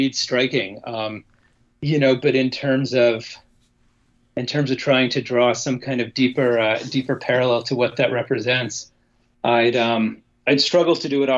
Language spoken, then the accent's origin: English; United States; as an American